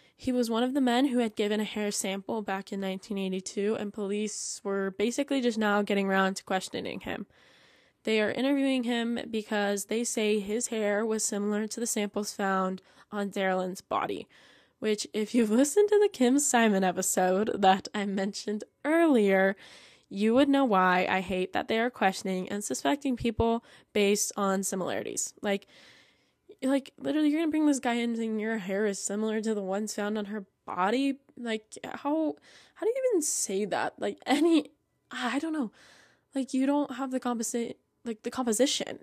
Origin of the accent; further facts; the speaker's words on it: Idaho, United States; my home state